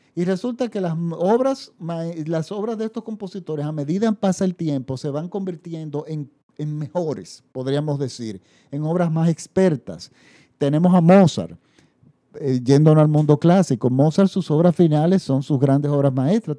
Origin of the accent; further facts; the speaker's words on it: Dominican Republic; en mi país, la República Dominicana, que no tenemos tradición de musical